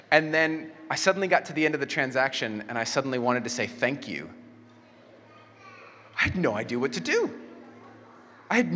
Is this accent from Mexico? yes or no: yes; Mexico; first language Spanish; English is a second language; And I grew up in Mexico, so I knew how to speak Spanish, and I didn't know how to speak English.